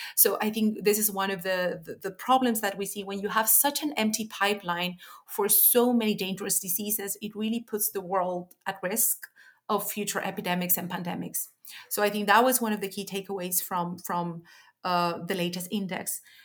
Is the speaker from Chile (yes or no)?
yes; Chile; moved away; my home country, Chile